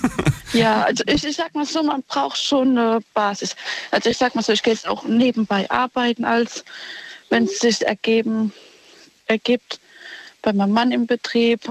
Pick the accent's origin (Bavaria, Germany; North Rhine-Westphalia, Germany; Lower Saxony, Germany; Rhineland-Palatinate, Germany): Rhineland-Palatinate, Germany; Ludwigshafen; aus Ludwigshafen.